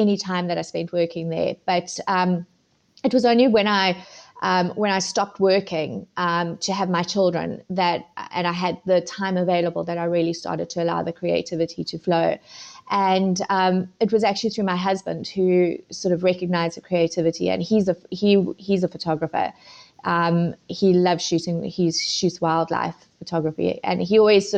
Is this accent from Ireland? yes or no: no; South Africa; moved away as an adult; also born or lived in Zimbabwe; now in United Kingdom; moved to South Africa when I was 11.